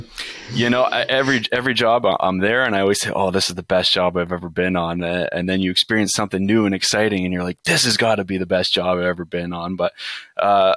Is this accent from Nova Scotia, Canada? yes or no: no; just outside of London, Ontario, Canada; also born or lived in Windsor, Ontario; I was born and raised just outside of London